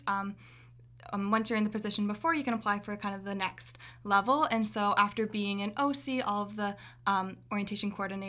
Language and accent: English; Orillia, Ontario, Canada; moved away as an adult; now in Kingston, Canada; So I'm from Orillia, Ontario. It's a really small town up north.